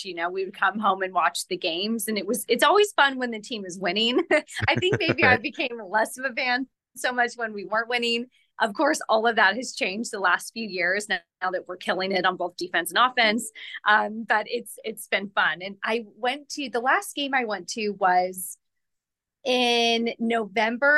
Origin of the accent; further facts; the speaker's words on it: Merced, California, United States; I grew up in Merced, California.